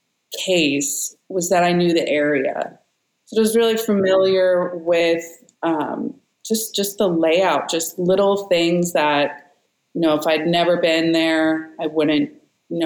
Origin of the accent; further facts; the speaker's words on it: San Francisco Bay Area, California, United States; I'm from the Bay Area. I live here